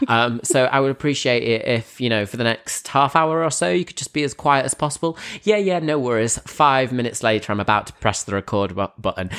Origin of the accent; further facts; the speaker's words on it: Grimsby, Yorkshire and the Humber, United Kingdom; moved away as an adult; also born or lived in London; I'm back in Grimsby. I'm back, I'm back in the, uh, hometown